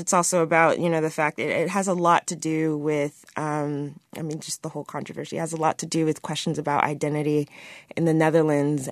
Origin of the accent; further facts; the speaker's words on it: United States; as an American